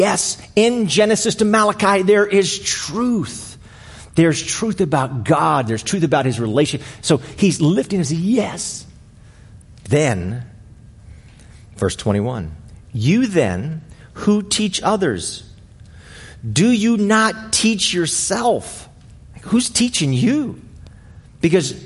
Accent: Arlington, United States; I grew up here in Arlington my entire life

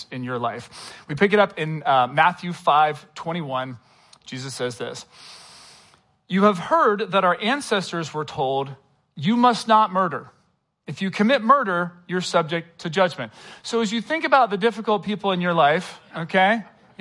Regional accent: England, United Kingdom; moved away; I was born in England.

